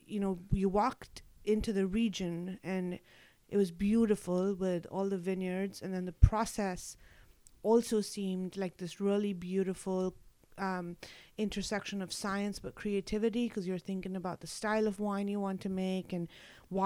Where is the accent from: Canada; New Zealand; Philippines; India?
India; Mumbai, Maharashtra; moved away; I was born and raised in Mumbai in India